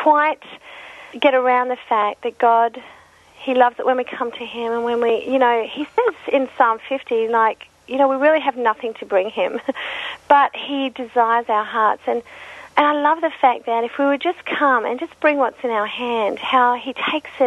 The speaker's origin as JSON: {"language": "English", "country": "Australia", "said": "being an Aussie"}